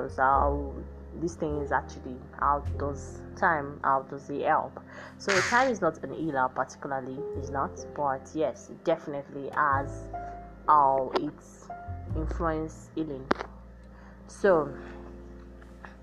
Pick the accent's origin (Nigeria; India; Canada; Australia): Nigeria; me now being as a Nigerian